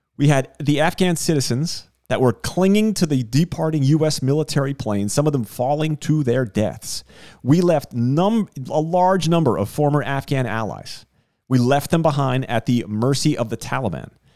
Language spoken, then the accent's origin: English; Northeast, United States; now in South Miami, United States; I am from the Northeast